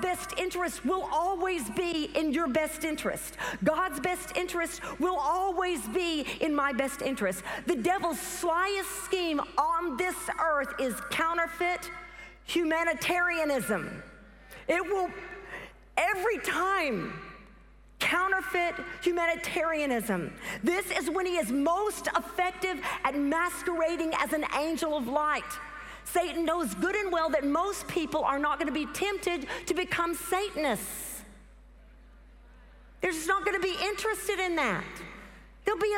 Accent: the South, United States; accent: southern; my southern accent

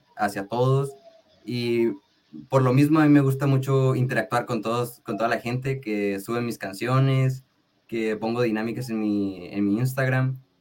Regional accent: Tijuana, Baja California, Mexico; also born or lived in Sinaloa; Yo soy de Tijuana, Baja California. Soy nacido aquí, en Tijuana

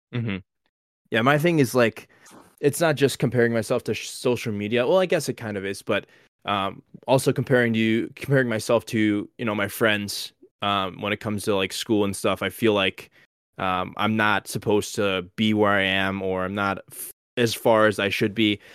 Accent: Illinois, United States; I was born in Illinois, born and raised

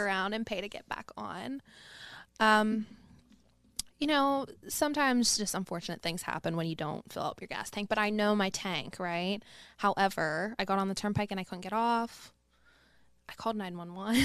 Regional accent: Pittsburgh, Pennsylvania, United States; I grew up in Morningside

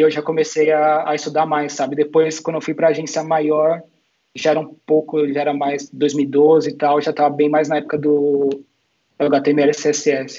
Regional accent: Santo André, São Paulo, Brazil; moved away as an adult; also born or lived in Madrid, Spain; now in Barcelona, Spain; eu sou de São Paulo, de Santo André

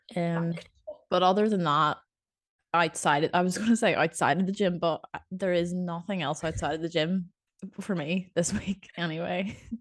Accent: Northern Ireland, United Kingdom; accent: Northern Irish; Northern Irish people can't make anything sound exciting that's how I see my accent

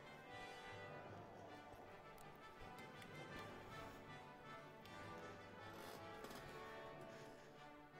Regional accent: Wales, United Kingdom; I'm not English, I'm Welsh

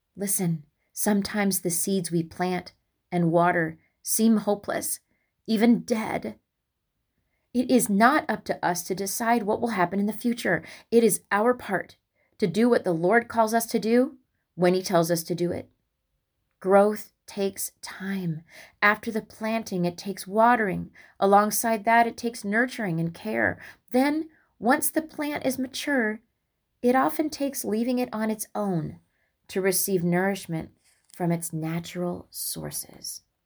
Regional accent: West Lafayette, Indiana, United States; moved away as an adult; now in Illinois, United States; where I grew up in Indiana, West Lafayette

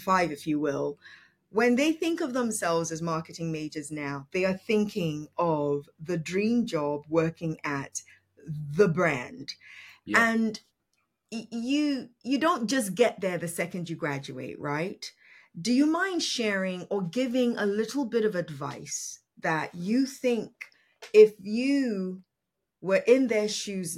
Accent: Nigeria; I am Nigerian. My culture is Yoruba

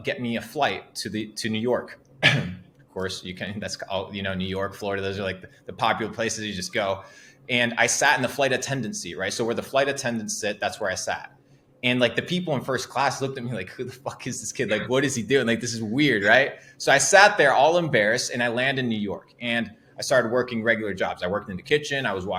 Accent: Argentina; English is a second language; moved away; I come from Argentina, small town, about 19,000 people at the age of 17.

